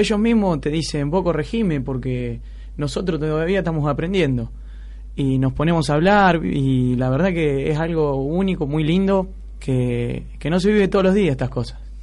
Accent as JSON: {"language": "Spanish", "town": "San Pedro", "region": "Buenos Aires Province", "country": "Argentina", "said": "yo soy de San Pedro, de acá de provincia, de Buenos Aires"}